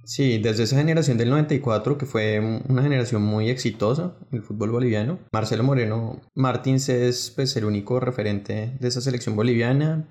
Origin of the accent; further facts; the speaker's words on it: Colombia; como colombiano